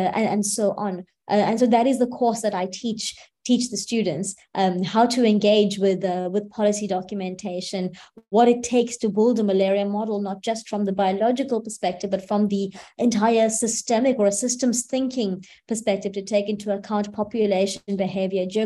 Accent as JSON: {"language": "English", "region": "KwaZulu-Natal", "country": "South Africa", "said": "in the Eteguini or the KwaZulu-Natal province of the country, which is where I'm from"}